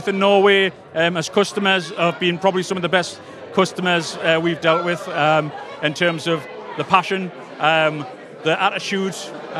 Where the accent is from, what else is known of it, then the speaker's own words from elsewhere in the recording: South Shields, North East England, United Kingdom; From South Shields in the northeast of England.